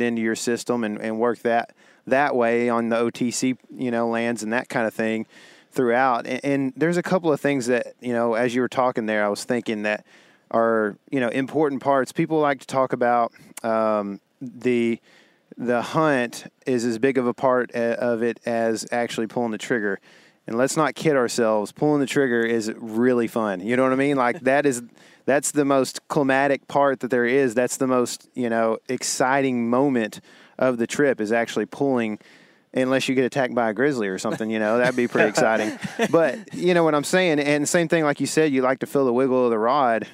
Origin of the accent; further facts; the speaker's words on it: Texas, United States; being a Texan